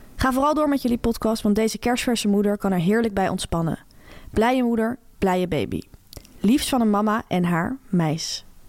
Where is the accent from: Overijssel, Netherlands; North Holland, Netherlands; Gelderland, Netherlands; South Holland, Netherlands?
South Holland, Netherlands; Delft; Ik kom uit Delft, dat ligt wel in de Randstad